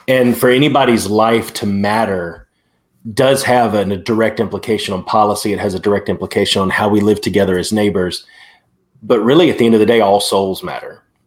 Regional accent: Prattville, Alabama, United States; Prattville, my hometown.

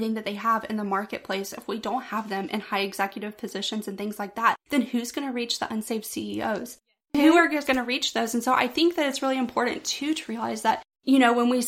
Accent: Pensacola, Florida, United States; I was born and raised here in Pensacola, born in West Florida Hospital, and have lived here my entire life.

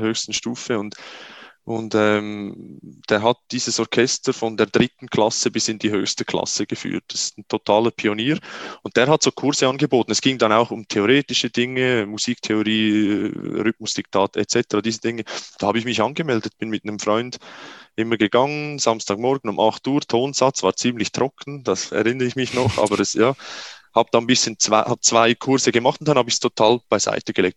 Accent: Switzerland; bei uns in der Schweiz

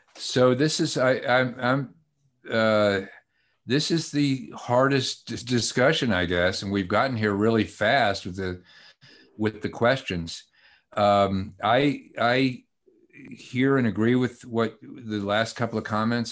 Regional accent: Atlanta, Georgia, United States; also born or lived in Brooklyn, New York; I'm from Atlanta, even though I'm Jewish and born in Brooklyn

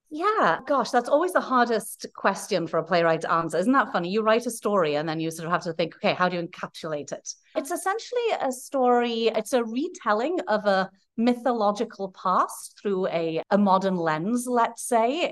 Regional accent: Wales, United Kingdom; moved away; I'm from Wales originally. Dwi siarad I'm a Welsh speaker. I'm a fluent Welsh speaker.

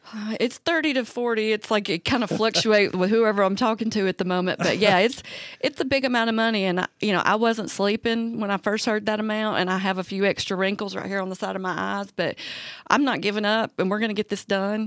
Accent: Talladega, Alabama, United States; moved away; I'm originally from Talladega

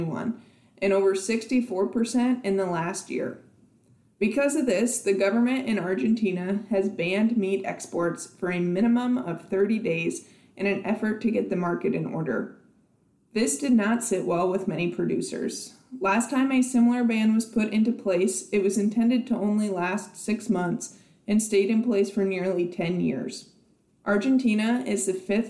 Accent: South Dakota, United States; now in Nebraska, United States; my home state of South Dakota

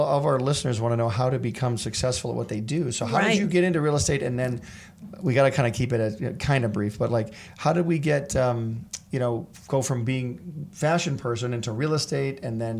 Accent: Michigan, United States; now in Los Angeles, United States; in Michigan, I'm from Michigan.

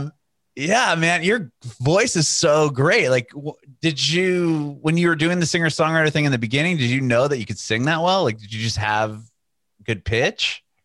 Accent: San Diego, California, United States; moved away as an adult; now in Nashville, United States; I'm originally from San Diego in Southern California

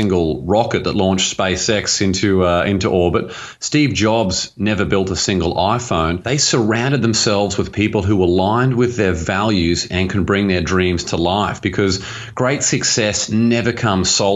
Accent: Australia; now in Los Angeles, United States; where I grew up in Australia, and it's an absolutely beautiful place. It was only when I moved to America

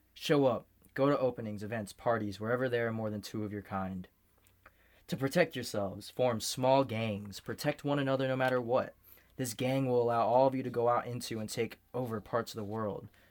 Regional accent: United States; I grew up an American, too. I've never even been a Mexican

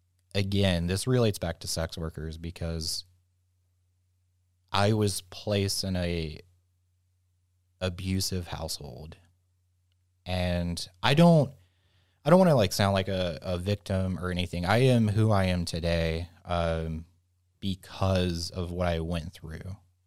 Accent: the South, United States; And I think growing up in the South, that was...

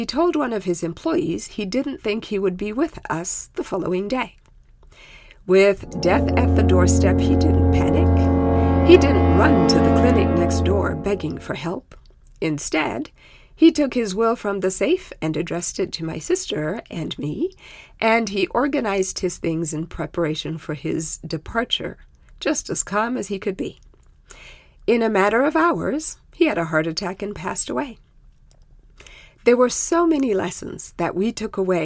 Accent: Zimbabwe; first language Shona; English is a second language; moved away; in my native tongue, which is called Shona

